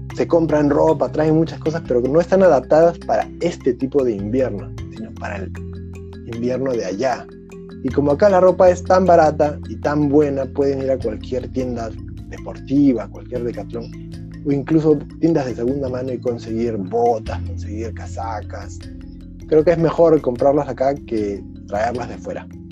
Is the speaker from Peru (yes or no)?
yes; Lima, Peru; now in Czech Republic; Yo vengo de Lima, un lugar de todo el año el cine es igualito